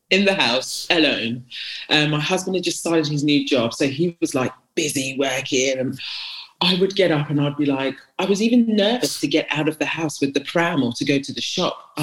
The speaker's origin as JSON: {"language": "English", "country": "Ghana", "said": "but in terms of Ghanaian culture, do you know what Ghanaian culture is?"}